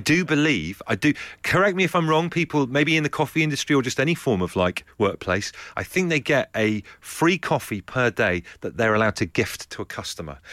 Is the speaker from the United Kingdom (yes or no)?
yes; Leigh-on-Sea, East of England, United Kingdom; my hometown of Leigh-on-Sea